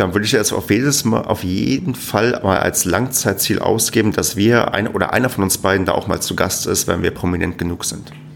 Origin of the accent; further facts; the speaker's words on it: Germany; wir Deutschen